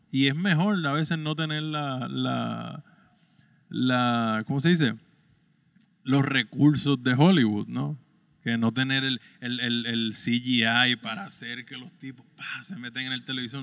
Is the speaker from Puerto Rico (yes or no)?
yes; San Germán, Puerto Rico; moved away as an adult; regresar a mi pueblo